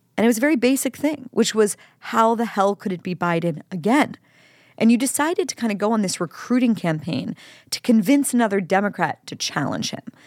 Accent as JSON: {"language": "English", "region": "Pennsylvania", "country": "United States", "said": "my home state, Pennsylvania"}